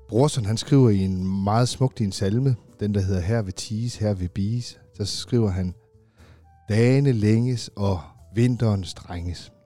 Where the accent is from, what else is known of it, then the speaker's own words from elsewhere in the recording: Funen, Southern Denmark, Denmark; moved away as an adult; also born or lived in Aarhus; now in South Jutland, Denmark; Jeg er jo selv Fynbo